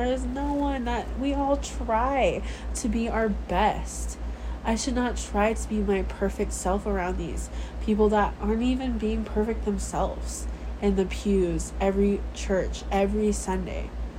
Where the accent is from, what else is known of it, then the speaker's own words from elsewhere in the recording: Samoa; born there; prove to them that I was born in Western Samoa.